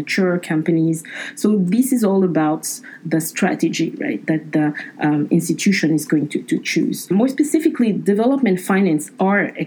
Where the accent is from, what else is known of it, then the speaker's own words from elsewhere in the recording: Abidjan, Côte d’Ivoire; moved away; they offered me the opportunity to work in Abidjan, my hometown